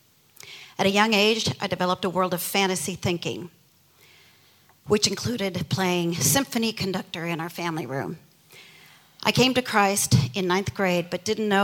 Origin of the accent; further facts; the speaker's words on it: Midwest, United States; I grew up in the Midwest in a stable, church-going family